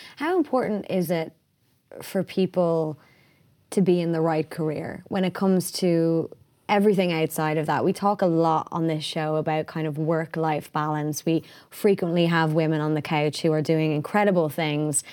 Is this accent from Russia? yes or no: no; Ireland; being Irish